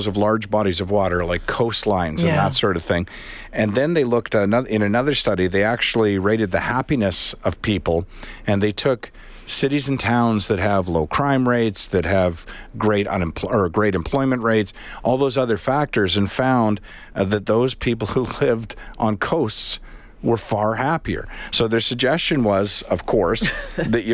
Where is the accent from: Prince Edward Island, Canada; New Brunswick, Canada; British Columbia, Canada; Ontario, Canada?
Prince Edward Island, Canada; Charlottetown; I grew up on a body of water in Prince Edward Island. I looked out over the Charlottetown Harbor